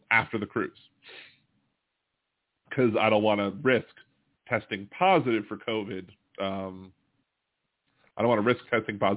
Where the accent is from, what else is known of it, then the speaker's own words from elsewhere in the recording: Ohio, United States; moved away as an adult; now in California, United States; I'm from Ohio, uh, but lived in California for 40 years